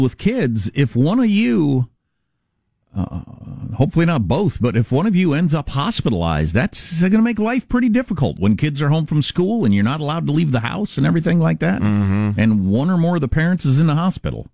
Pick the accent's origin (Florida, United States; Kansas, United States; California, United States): Kansas, United States; moved away; in Kansas, my, my home state